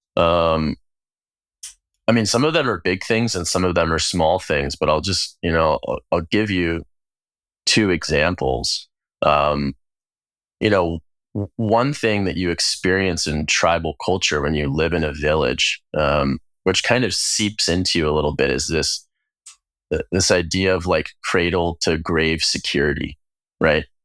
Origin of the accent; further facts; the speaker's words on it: United States; gay queer person growing up in the United States